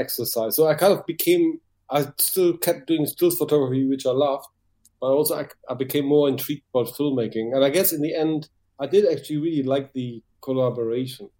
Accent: Düsseldorf, North Rhine-Westphalia, Germany; English is a second language; moved away as an adult; now in London, United Kingdom; my hometown, Düsseldorf

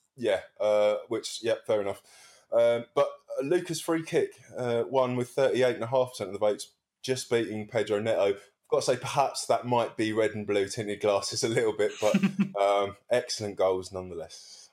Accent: Wallington, London, United Kingdom; I come from Wellington.

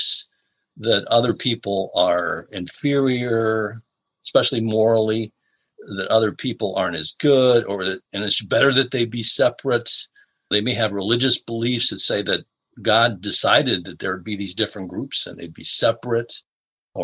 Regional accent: Chicago, Illinois, United States; moved away; I'm originally from the Chicago area

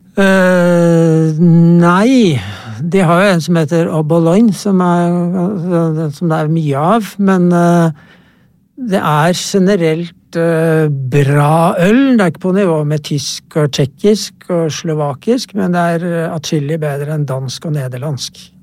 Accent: Norway; jeg kommer fra Norge

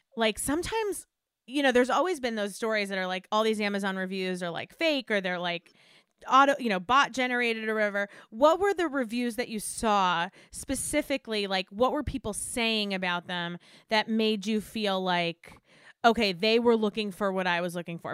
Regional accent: Westchester, New York, United States; I grew up in Westchester

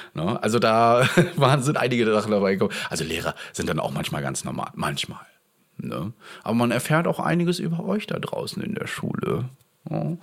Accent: Rostock, Mecklenburg-Vorpommern, Germany; aus meiner Heimat, und zwar aus der Uni Rostock

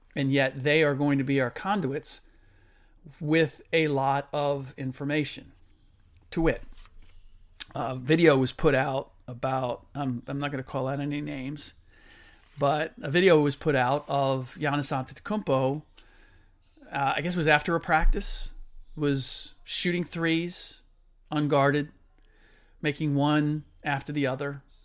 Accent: Cincinnati, Ohio, United States; moved away; I was born and raised in Cincinnati

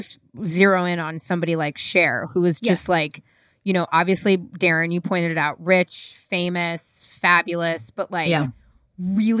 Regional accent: San Francisco, California, United States; also born or lived in New York City; I'm born and raised in San Francisco

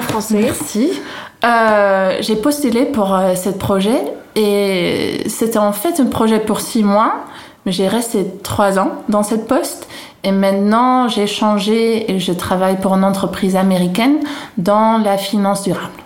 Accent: Haarlem, North Holland, Netherlands; French is a second language; now in France; je viens d'une ville à côté d'Amsterdam qui s'appelle Harlem

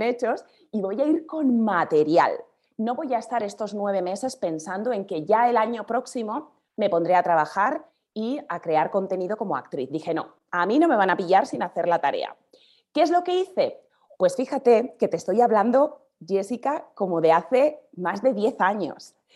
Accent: Basque Country, Spain; also born or lived in Andalusia; now in Madrid, Spain; soy del País Vasco, en el norte

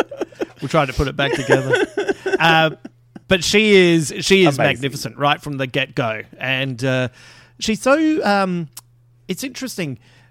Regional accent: Adelaide, South Australia, Australia; I'm allowed to say that I'm from Adelaide and I don't have a sister anyway.

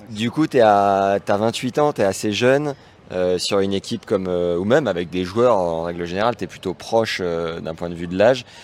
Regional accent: Lyon, Auvergne-Rhône-Alpes, France

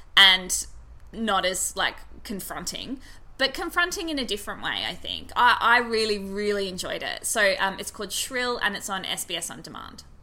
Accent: Australia; being Australian

